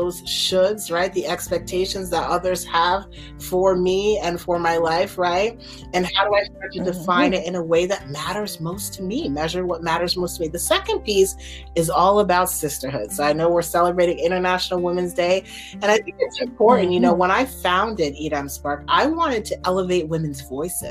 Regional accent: Nigeria; as a Nigerian

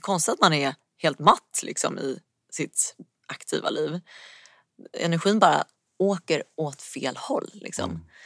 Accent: Stockholm, Stockholm County, Sweden; now in Stocksund, Sweden; Uppvuxen i Vasastan eh, i Stockholm

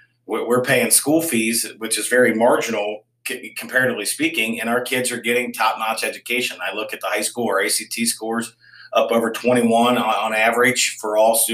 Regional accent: Campbell County, Kentucky, United States; I grew up on Poplar Ridge, which is about a mile and a half from Campbell County Middle School

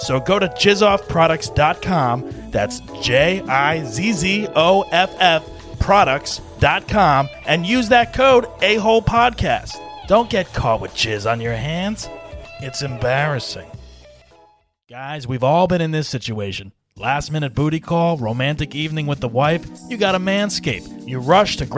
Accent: New Jersey, United States; I'm from Jersey

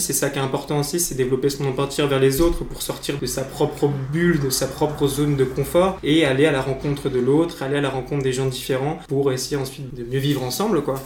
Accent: Blois, Centre-Val de Loire, France; c'est de là dont je suis originaire

